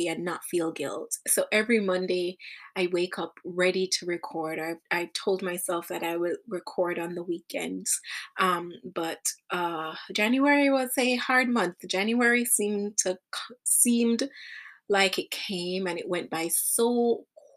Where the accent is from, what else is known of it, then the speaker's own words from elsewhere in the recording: Jamaica; when I was growing up in Jamaica